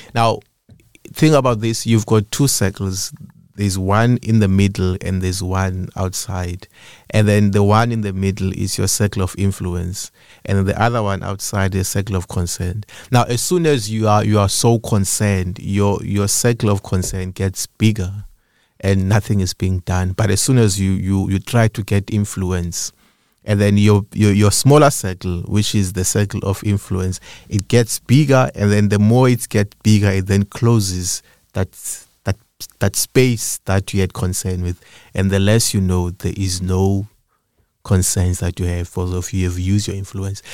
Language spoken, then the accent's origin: English; Eastern Cape, South Africa; moved away as an adult; now in Cape Town, South Africa; I was born in Cape Town, but I grew up in the Eastern Cape.